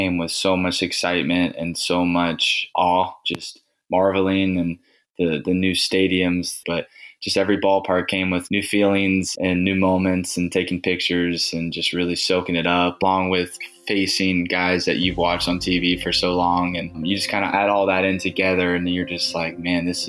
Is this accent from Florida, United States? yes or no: yes; DeLand, Florida, United States; growing up in DeLand, Florida, as a young kiddo